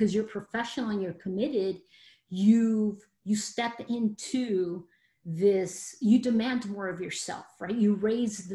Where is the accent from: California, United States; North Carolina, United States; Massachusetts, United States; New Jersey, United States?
California, United States; Los Angeles; I am a Mexican American. I was born in Los Angeles, California, so I am a Latina